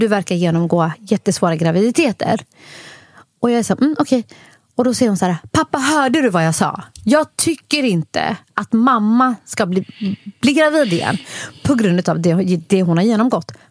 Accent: Somalia; Och på grund av att jag är somalier också så gillar vi att få barn varje år.

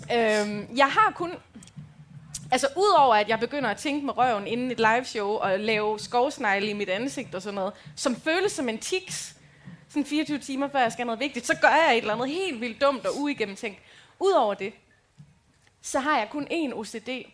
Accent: Aarhus, Central Denmark Region, Denmark; also born or lived in Aalborg; now in Djursland, Denmark; jeg er fra Rigskov

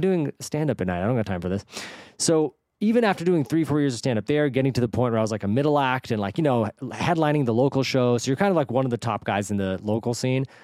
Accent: the Bay Area, California, United States; moved away as an adult; also born or lived in San Diego; now in Los Angeles, United States; I grew up in the Bay

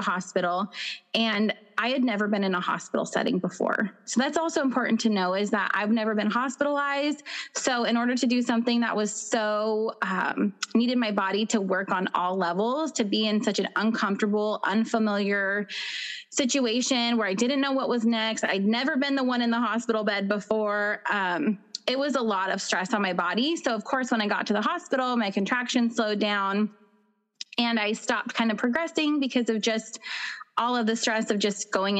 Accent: Pacific Northwest, Washington, United States; I'm from the Pacific Northwest. So in Washington State

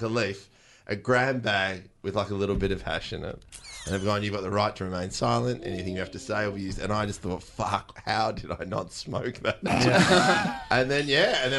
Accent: Australia

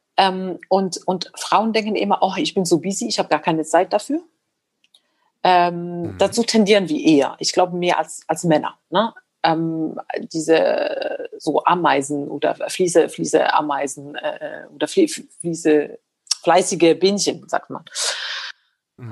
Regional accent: Morocco; now in Germany; da wo ich aufgewachsen bin, es war egal, ob man Frau oder Mann ist, man studiert Mathematik und man wird Ingenieur. Also in Marokko wird das echt nicht unterschieden

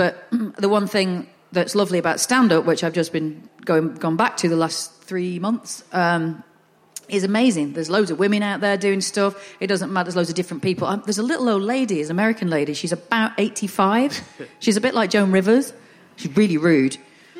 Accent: the north of England, United Kingdom; accent: Northern; because I'm Northern

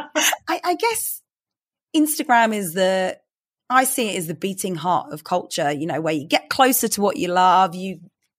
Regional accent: London, United Kingdom; I grew up in London

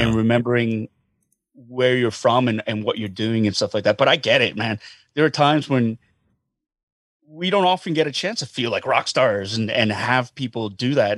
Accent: Calgary, Alberta, Canada; I grew up in Calgary as well

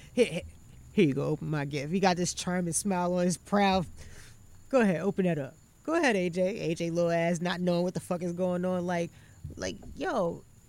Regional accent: North Carolina, United States; I'm from North Carolina

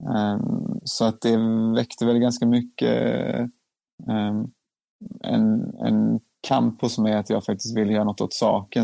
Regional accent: Gothenburg, Västra Götaland, Sweden; född och uppvuxen i Göteborg

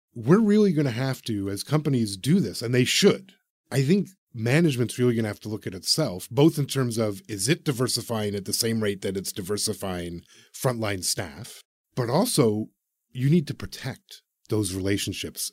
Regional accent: Canada

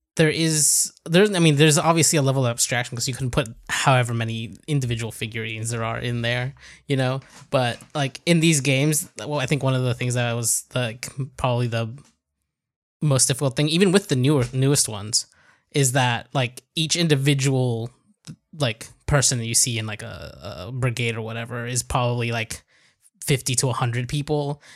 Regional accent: United States; moved away; I grew up in the States.

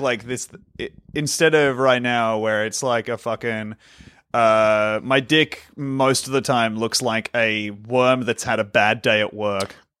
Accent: Australia; an Australian

